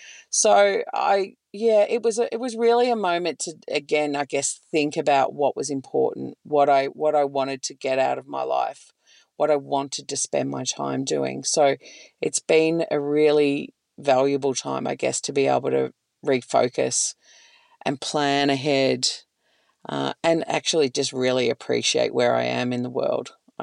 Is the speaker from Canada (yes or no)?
no; Victoria, Australia; but growing up in Northeast Victoria, it was just visiting for holidays.